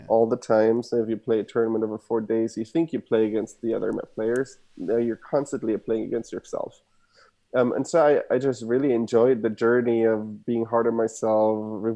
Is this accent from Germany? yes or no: yes; Germany; English is a second language; moved away as an adult; also born or lived in Stanford, United States; now in United States; I was born and raised in Germany, as you can hear my accent. Parents are from Argentina.